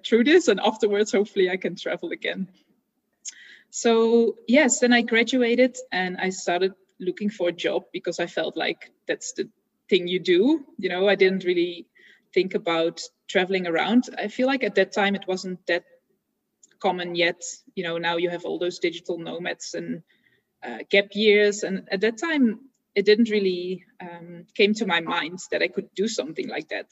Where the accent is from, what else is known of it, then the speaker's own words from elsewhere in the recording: Netherlands; I was born and raised in the Netherlands.